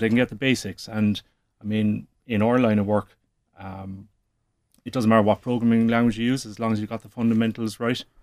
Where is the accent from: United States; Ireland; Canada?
Ireland; Cork, Munster; Peter and myself, we're both from Cork. Our families are in Cork. We're educated in Cork